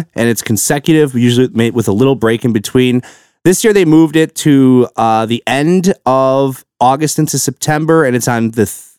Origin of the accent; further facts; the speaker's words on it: Milwaukee, Wisconsin, United States; the Milwaukee show came around. They announced that. And I'm like, well, might as well go to the one that's in my hometown here